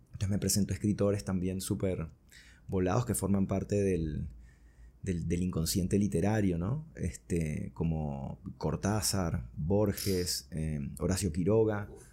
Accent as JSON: {"language": "Spanish", "town": "Caracas", "region": "Capital District", "country": "Venezuela", "tie": "born or raised there", "also_born_or_lived": "Buenos Aires, Argentina", "said": "llegué a Caracas como cuando tenía cinco años. Wow. Así que bueno, me crié acá en Caracas."}